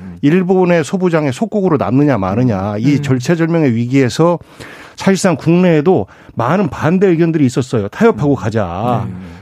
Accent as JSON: {"language": "Korean", "region": "Chungcheong", "country": "South Korea", "tie": "born or raised there", "said": "충청도 출신"}